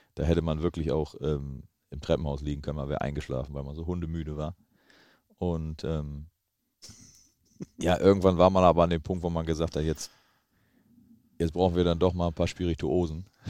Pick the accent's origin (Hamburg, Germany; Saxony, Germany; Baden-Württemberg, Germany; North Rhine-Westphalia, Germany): North Rhine-Westphalia, Germany; Mönchengladbach area; now in Bremen, Germany; ich komme da aus der Ecke